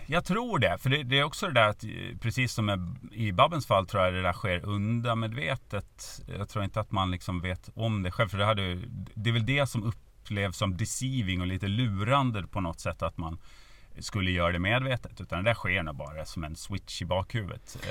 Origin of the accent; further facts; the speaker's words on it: Norrlanda, Gotland, Sweden; accent: Gotlandic; moved away as an adult; also born or lived in Lund / Kalix; now in Stockholm, Sweden; där jag är uppväxt i Norrlanda